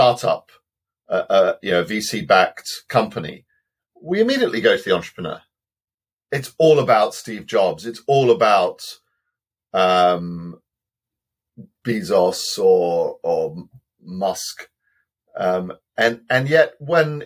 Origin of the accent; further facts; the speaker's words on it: Wales, United Kingdom; I'm a Welshman